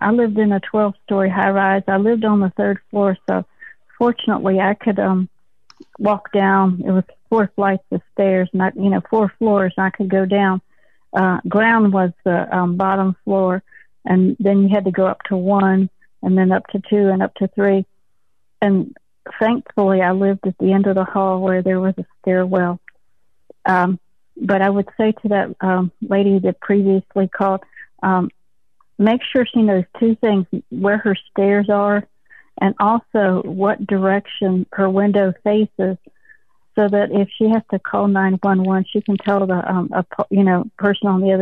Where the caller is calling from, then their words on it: Little Rock, Arkansas, United States; Little Rock, Arkansas.